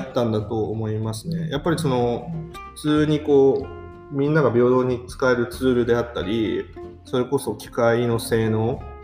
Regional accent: Akita, Japan; also born or lived in Tokyo; now in Shintomi, Japan; 僕も東北出身ですけど震災の当時は東京にいましたし、はい、出身と言いながらも僕の出身は秋田県

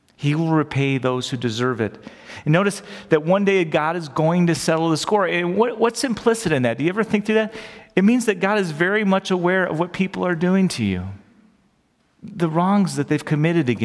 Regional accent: United States; we grew up in America

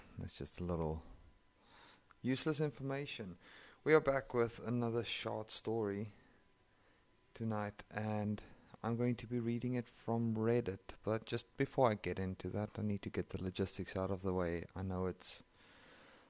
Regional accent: South Africa; first language Afrikaans; English is a second language; I'm from South Africa and that's my home language. My mother tongue is Afrikaans.

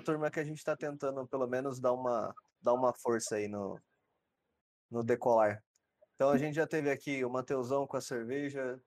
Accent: São Paulo, Brazil; now in Votuporanga, Brazil; Eu sou de Sampa também.

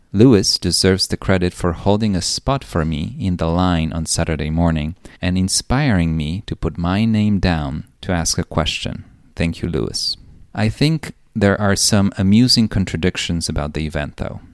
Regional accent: Poland; I was born in Cold War Poland

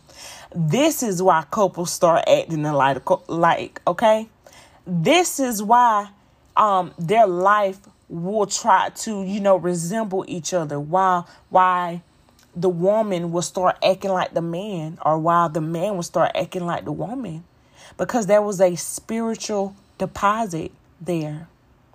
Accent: Americus, Georgia, United States; moved away as an adult; also born or lived in Florida; where I'm from, the small city of Americus, Georgia, baby, it ain't nothing but like 2-3 hotels

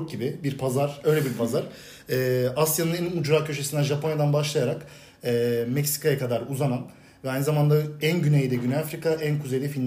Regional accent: Bursa, Turkey; doğdum büyüdüm. Bursa'da yaşıyorum.

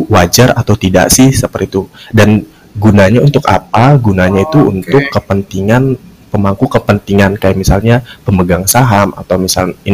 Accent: Kuningan, West Java, Indonesia; now in Jakarta, Indonesia; dan gua asli Kuningan Jawa Barat.

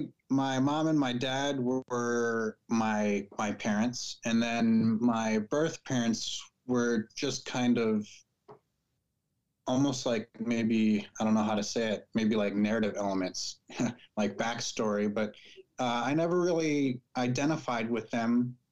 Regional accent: Missouri, United States; also born or lived in Michigan; now in California, United States; Living in California, Spanish is a more common language in some parts than where I grew up in Missouri or in some parts of Michigan.

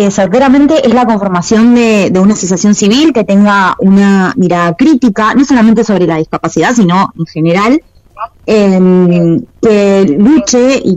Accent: Mendoza, Argentina; now in Mar del Plata, Argentina; hace un tiempo eh, que estoy viviendo en Mar del Plata, yo no soy de acá de Mar del, pero bueno, la elegí como, mi ciudad para vivir. Y mm, bueno, también en mi ciudad de, de origen, yo soy mendocina

